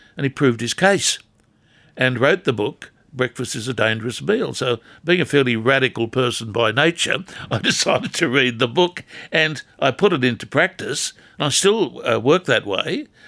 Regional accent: Newcastle area, New South Wales, Australia; When I was growing up as a kid in this town

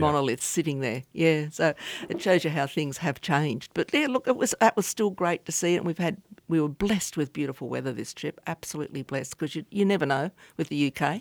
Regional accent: Australia; as Australian passport holders

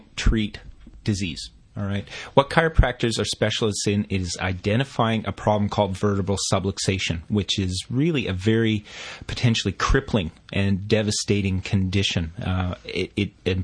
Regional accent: Canada; moved away as an adult; now in Australia; I studied it in my home country of Canada

